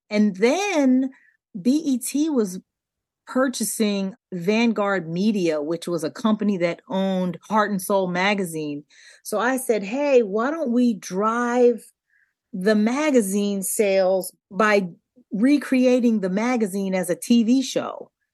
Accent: Delaware, United States; We grew up in Delaware

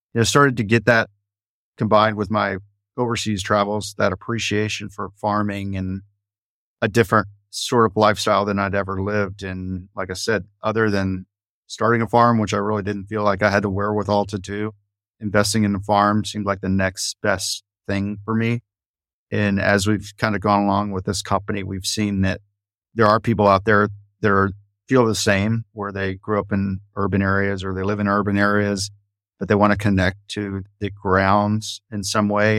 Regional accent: Dallas, Texas, United States; moved away as an adult; also born or lived in Florida; now in Fort Worth, United States; I was born and raised in Dallas, which is just adjacent to Fort Worth.

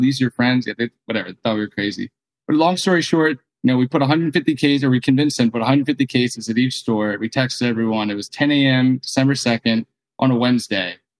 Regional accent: New Jersey, United States; moved away as an adult; also born or lived in Santa Barbara; I grew up in New Jersey, right outside of Philly

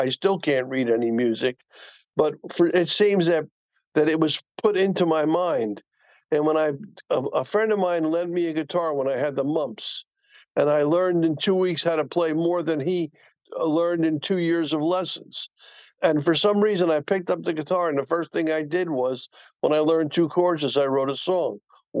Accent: Newark, New Jersey, United States; I grew up in the Seth Boyden Housing Projects of Newark with five brothers laying in one bed peeing on each other.

